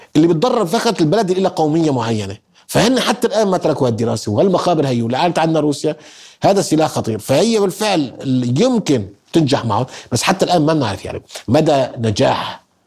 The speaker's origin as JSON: {"language": "Arabic", "country": "Syria", "said": "احنا سوريين"}